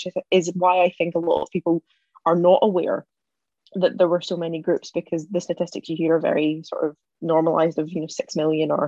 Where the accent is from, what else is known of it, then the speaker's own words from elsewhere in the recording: East Renfrewshire, Scotland, United Kingdom; Growing up in East Renfrewshire, East Renfrewshire houses the largest Jewish community in Scotland.